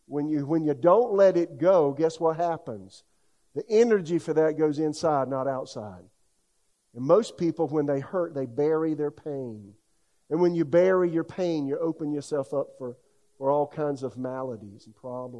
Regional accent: South Carolina, United States; now in Raleigh, United States; my hometown in South Carolina

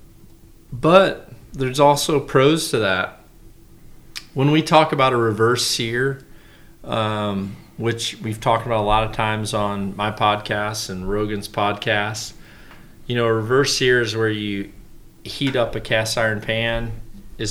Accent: Mississippi Delta, United States; I grew up in the Mississippi Delta.

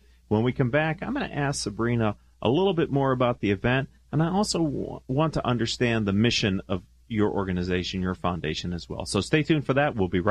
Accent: Pittsburgh, Pennsylvania, United States; now in Southern California, United States; I was raised in Pittsburgh, Pennsylvania, but I've been out here since 1981.

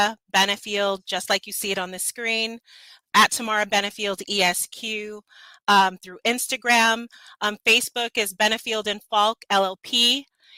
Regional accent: Los Angeles, California, United States; The neighborhood I grew up in is Los Feliz, which is right close

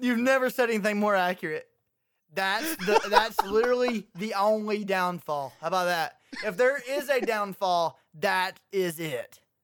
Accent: Clanton, Alabama, United States; my hometown, Clanton

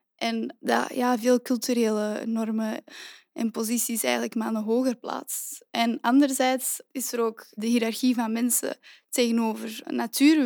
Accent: Antwerp, Flanders, Belgium; also born or lived in Leuven; Ik ben oorspronkelijk van Antwerpen

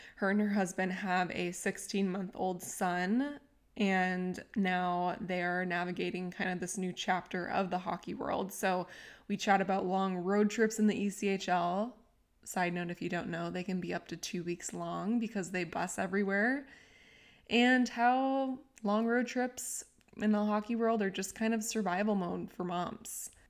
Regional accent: San Diego, California, United States; moved away as an adult; I grew up in San Diego my whole life, then I left

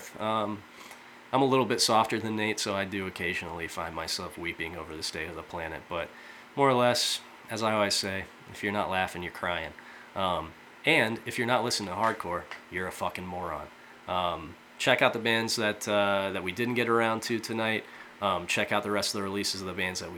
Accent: Fort Wayne, Indiana, United States; I'm from Fort Wayne, Indiana, which over the years has seen some really good bands

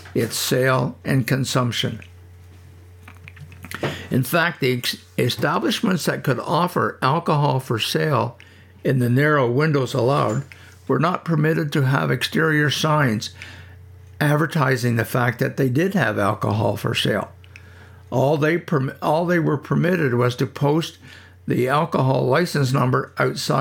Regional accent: Prescott, Ontario, Canada; moved away; I grew up on Wood Street

